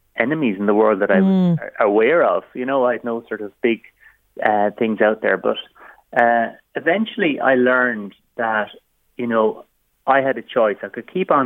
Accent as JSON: {"language": "English", "town": "Waterford", "region": "Munster", "country": "Ireland", "tie": "born or raised there", "said": "in a working class neighbourhood where I grew up in Waterford"}